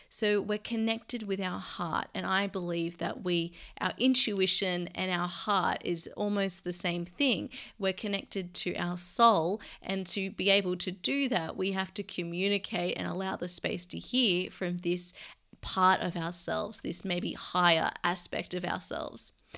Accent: Sydney, New South Wales, Australia; moved away as an adult; now in London, United Kingdom; my hometown where all my family are in Sydney

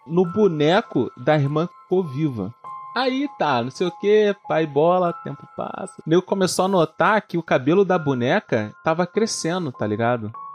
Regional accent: Brazil; eu sou brasileiro

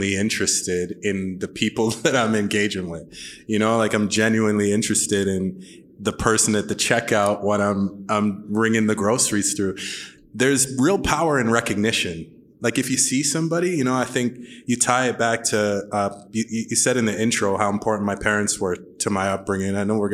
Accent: Sudbury, Ontario, Canada; Grew up in Sudbury

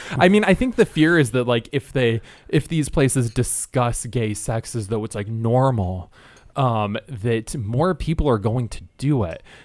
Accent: Michigan, United States; I'm from Michigan.

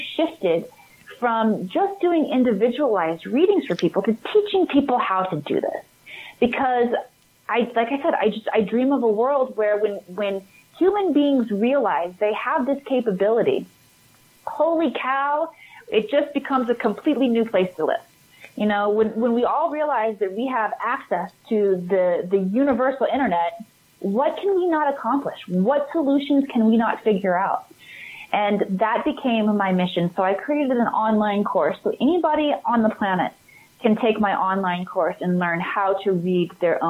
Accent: Midwest, United States; moved away as an adult; also born or lived in Hollywood; I grew up in the Midwest. I hightailed it to Hollywood when I was 19. I quit college.

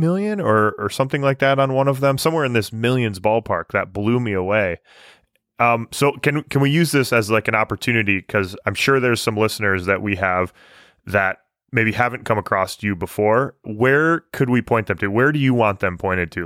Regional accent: Michigan, United States; growing up in Michigan

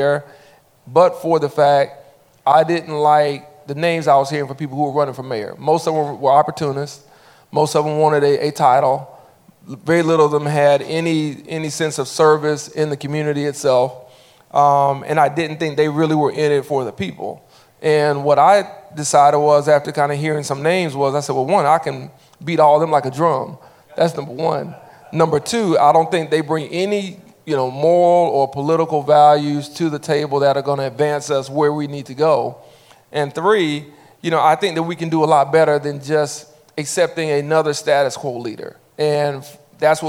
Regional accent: Montgomery, Alabama, United States; after maybe 10 years of being back in my hometown

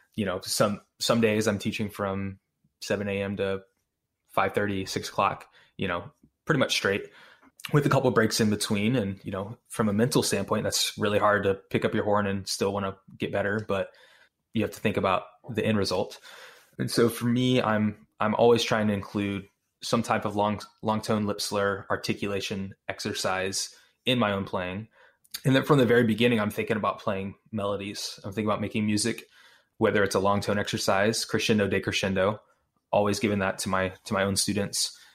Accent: Houston, Texas, United States; also born or lived in Austin; I'm originally from North Houston area

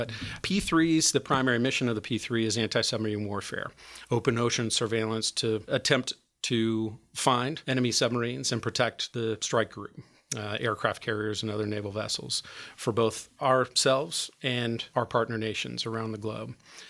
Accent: Perry Township, Indiana, United States; I grew up down in Perry Township

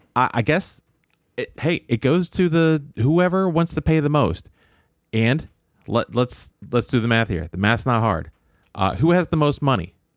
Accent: Maryland, United States; I grew up in Maryland.

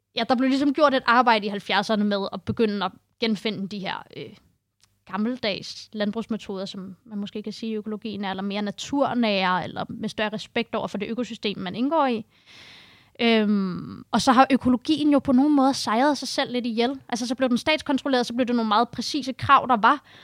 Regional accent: Copenhagen, Capital Region of Denmark, Denmark; moved away as an adult; now in Holbæk, Denmark; Jeg øh, er født og opvokset i Indreby i København

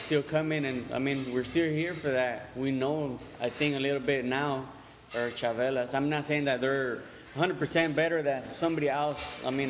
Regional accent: Salinas, California, United States; I grew up right here in Salinas.

